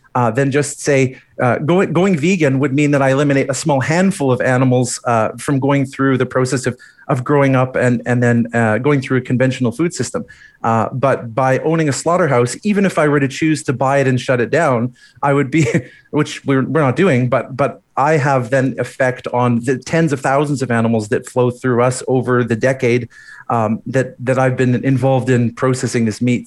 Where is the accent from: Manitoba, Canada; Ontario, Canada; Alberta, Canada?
Alberta, Canada; Edmonton; also born or lived in Calgary; growing up in Edmonton